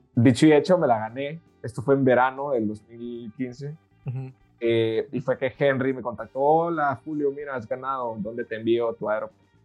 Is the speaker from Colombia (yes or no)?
no; El Salvador; moved away as an adult; also born or lived in Madrid, Spain; Pues yo nací en El Salvador, nací en un, país bellísimo, pequeño, pero lindísimo.